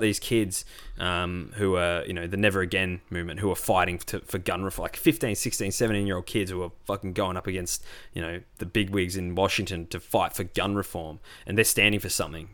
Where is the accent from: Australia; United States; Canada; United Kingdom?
Australia; also born or lived in Melbourne; As a white Australian